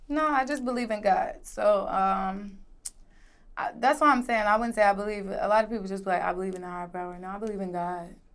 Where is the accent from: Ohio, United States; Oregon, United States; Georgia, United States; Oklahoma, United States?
Georgia, United States; Atlanta; also born or lived in Decatur, Illinois / Miami, Florida; I was raised in Atlanta, Georgia.